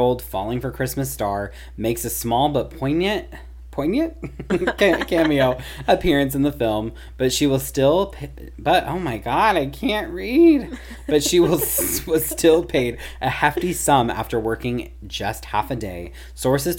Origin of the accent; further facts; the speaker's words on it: Missouri, United States; coming from my home state